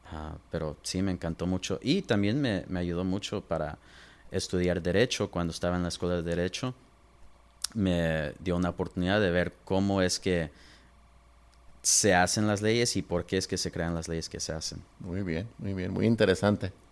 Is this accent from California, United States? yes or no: yes; Los Angeles, California, United States; also born or lived in Pomona, California / San Diego, California; now in Inland Empire, United States; yo nací en Los Ángeles, ah, ahí es donde crecí y de ahí nos movimos a, Poma, Boma, más hacia el Inland Empire y nos movimos como cuando tenía 12, 13 años